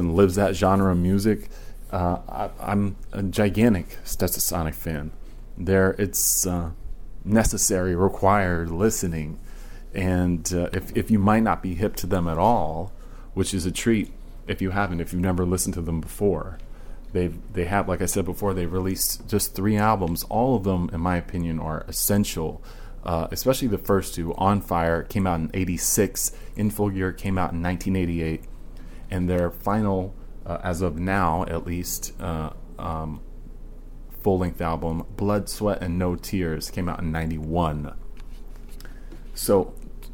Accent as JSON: {"language": "English", "region": "Virginia", "country": "United States", "tie": "born or raised there", "moved": "yes", "lives_now": "New York City, United States", "said": "I'm not a native New Yorker, I've been here for quite a while, but I grew up in Virginia"}